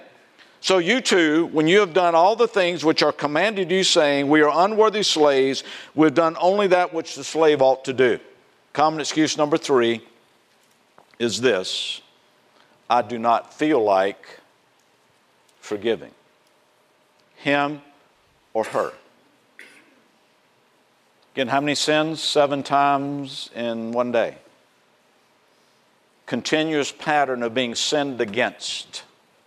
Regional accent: South Carolina, United States; in the South, my home state, South Carolina

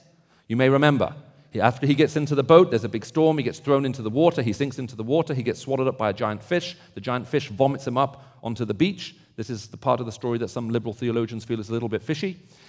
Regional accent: the South, United States; accent: Southern; And I'm hoping that despite my strange accent, as you can tell, I'm from the South, you'll be able to understand what I'm saying.

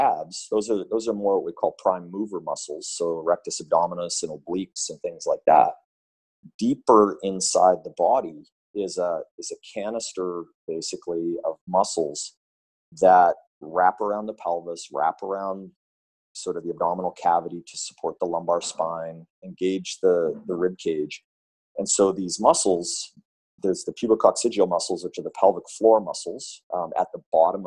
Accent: Vancouver, British Columbia, Canada; my hometown of Vancouver here

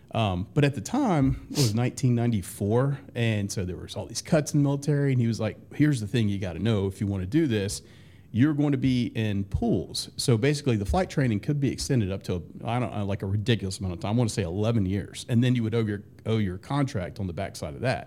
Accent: Jonesboro, Georgia, United States; I grew up in Jonesboro, which isn't, isn't far from here

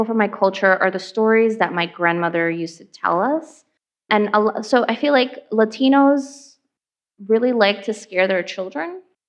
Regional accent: New York City, New York, United States; also born or lived in Ecuador; So I grew up in Hollis, Queens

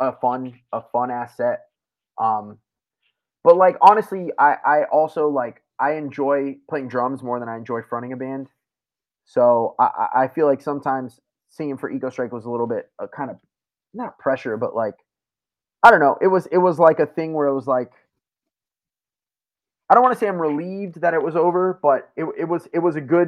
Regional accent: South Florida, United States; moved away as an adult; also born or lived in Tampa, Florida; now in Philadelphia, United States; I'd lived in South Florida for my whole life besides moving to Tampa for school for a couple of years

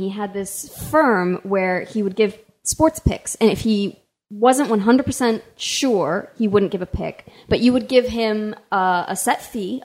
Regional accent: Colorado, United States; we're from Colorado

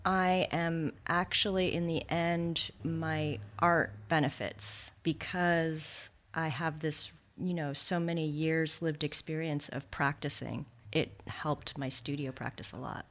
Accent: Santa Monica, California, United States; also born or lived in New Zealand / Exeter, England; We moved to the States when I was three. I consider myself American, but I was born in New Zealand, so I'm also a New Zealander, but probably more American. and I grew up in Santa Monica

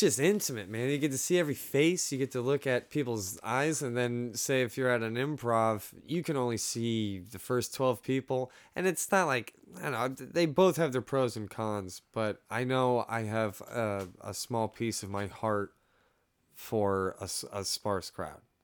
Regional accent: Orlando, Florida, United States; I'm from Orlando, Florida

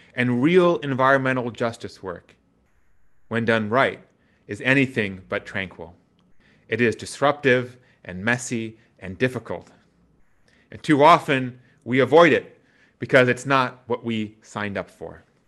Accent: Wisconsin, United States; growing up in Wisconsin meant that you were never far from the country

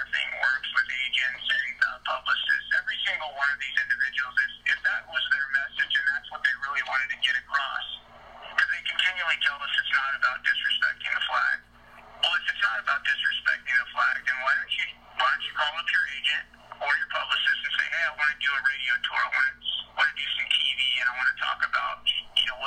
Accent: Arizona, United States; moved away; I'm from Arizona

